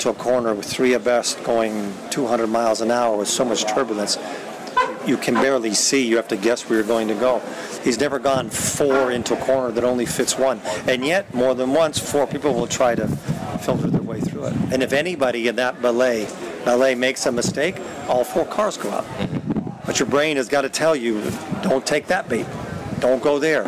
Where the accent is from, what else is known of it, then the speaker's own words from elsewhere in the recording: United States; I'm an American race car driver.